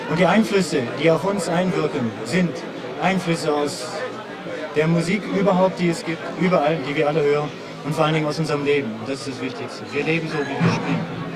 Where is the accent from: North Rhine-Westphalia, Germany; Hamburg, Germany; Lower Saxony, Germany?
Lower Saxony, Germany; Göttingen; born there; Mein Geburtsort ist Paradiesweg Nummer 2.